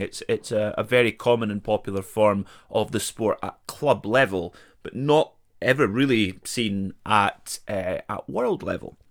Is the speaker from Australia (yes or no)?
no; Perth, Scotland, United Kingdom; my hometown of Perth